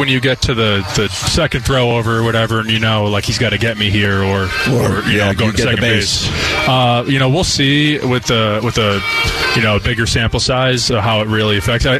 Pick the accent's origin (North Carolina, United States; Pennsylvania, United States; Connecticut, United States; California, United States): Pennsylvania, United States; moved away as an adult; also born or lived in Virginia; I'm from Pennsylvania, so it's not too far away from New York.